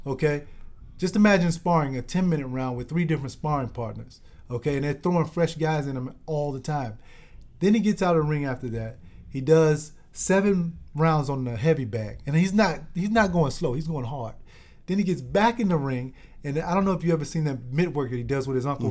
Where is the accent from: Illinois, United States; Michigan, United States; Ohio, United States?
Illinois, United States; Chicago; this is my hometown team